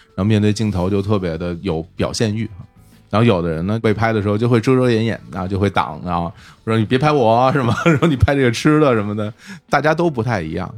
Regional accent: Beijing, China; moved away as an adult; also born or lived in Shanghai; 我是在北京长大嘛，后来到了上大学的时候，我在上海

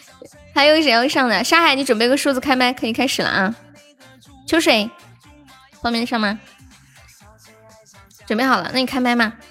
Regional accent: Sichuan, China; 对，我是四川人

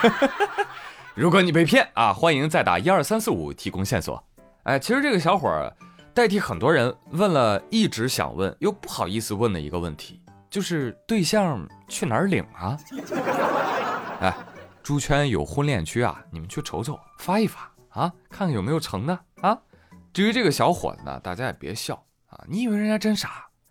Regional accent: China; 我们中国人

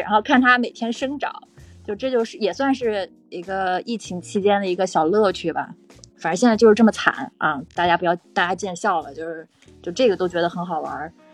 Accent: Qingdao, Shandong, China; accent: Qingdao; now in Shanghai, China; 我老家是青岛的，所以我待会儿可能会有点青岛口音

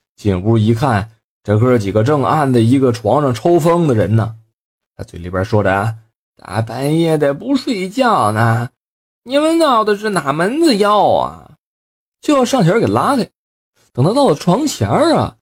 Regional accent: Northeast China, China; 咱们东北话

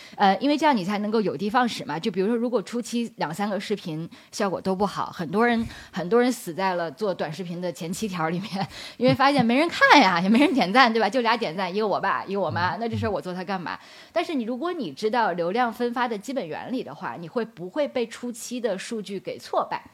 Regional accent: Beijing, China; 我是北京人，我毕业于北京大学的本科跟硕士

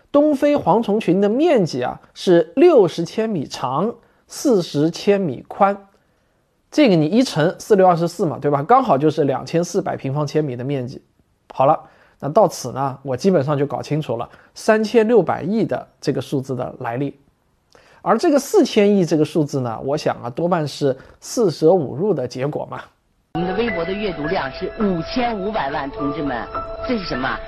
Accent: China; 我们中国人

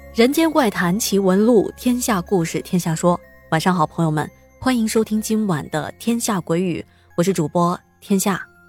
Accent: Chengdu, Sichuan, China; 我的老家在成都，在我们那边啊，除了火锅店，还有一个地方也是深受老百姓们的喜欢，那就是茶馆了

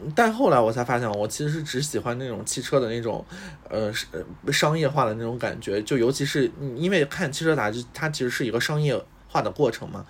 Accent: Shandong, China; 我是山东人嘛

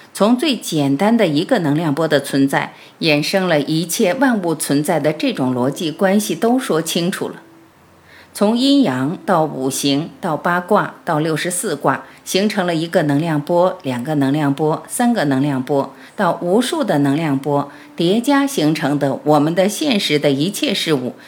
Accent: China; 我们是中国人

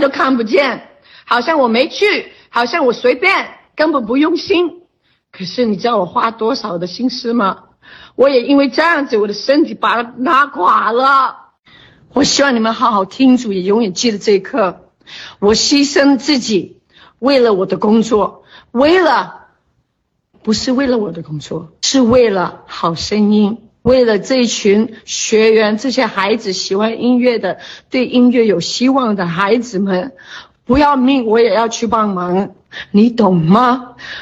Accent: China; 我们是中国人

